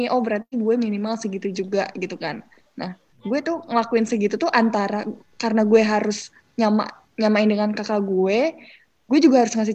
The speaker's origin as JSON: {"language": "Indonesian", "region": "Lampung", "country": "Indonesia", "said": "Gue kan orang Lampung"}